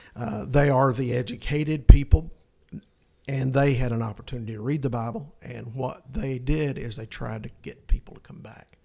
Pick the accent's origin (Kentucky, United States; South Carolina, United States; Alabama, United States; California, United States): Alabama, United States; North; moved away; also born or lived in New Zealand; I'm from North Alabama